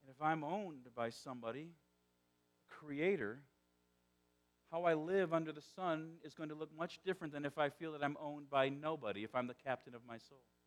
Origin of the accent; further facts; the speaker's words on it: northwest Indiana, United States; accent: South Side Chicago; moved away; I grew up in the Chicagoland area. But northwest Indiana is is unique in Indiana.